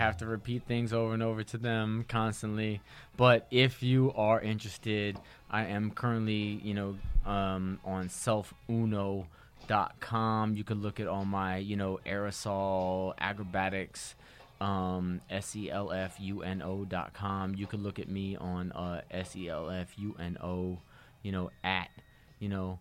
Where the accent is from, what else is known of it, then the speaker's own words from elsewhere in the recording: New York City, New York, United States; we grew up in Manhattan